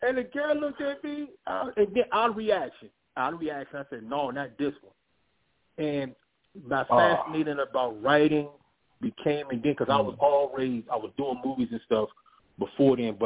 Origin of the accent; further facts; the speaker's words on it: Virginia Beach, Virginia, United States; also born or lived in Los Angeles; I am from Virginia Beach, Virginia. Born and raised. Spent some years in Los Angeles, but I'm born and raised in Virginia Beach, Virginia